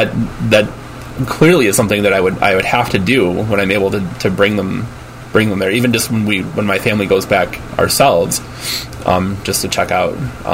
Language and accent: English; outside of Detroit, Michigan, United States; moved away; I grew up outside of Detroit